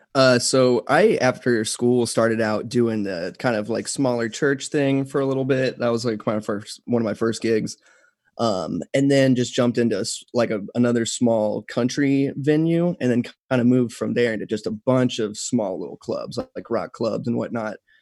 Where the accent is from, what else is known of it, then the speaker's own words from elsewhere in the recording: Texas, United States; also born or lived in San Antonio, Texas; I've been in Texas my whole life, so I grew up here. I was born in San Antonio